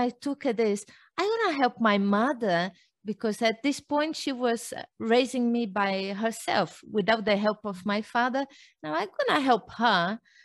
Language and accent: English; Brazil; moved away; I was born in Brazil. My mother was a fitness trainer, and I grew up knowing about exercise every day, everywhere